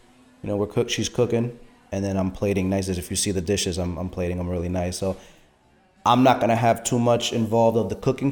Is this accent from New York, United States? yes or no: yes; Port Chester, New York, United States; Just Port Chester. I'm just in Port Chester. I'm born and raised here, so I figured why not stay in my hometown